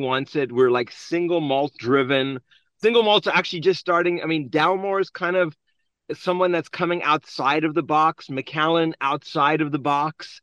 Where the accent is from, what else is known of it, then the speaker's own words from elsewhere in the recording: South Africa; now in United States; I'm also an immigrant born and raised in South Africa